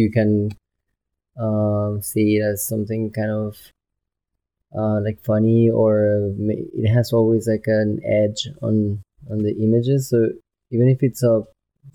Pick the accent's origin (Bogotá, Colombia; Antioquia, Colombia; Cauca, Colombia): Bogotá, Colombia; Bogota, Colombia; moved away as an adult; also born or lived in New York / Madrid; I was from South Bogota.